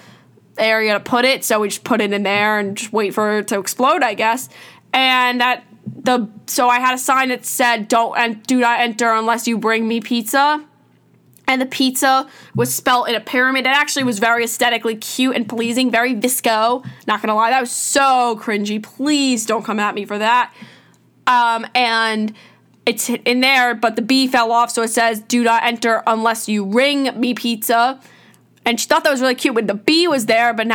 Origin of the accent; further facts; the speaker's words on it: New York, United States; I'm from New York